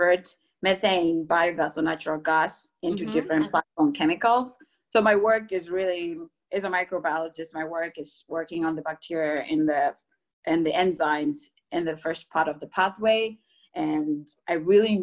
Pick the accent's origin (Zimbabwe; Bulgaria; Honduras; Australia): Zimbabwe; moved away as an adult; also born or lived in Germany / Texas; now in Bay Area, United States; I'm coming from Zimbabwe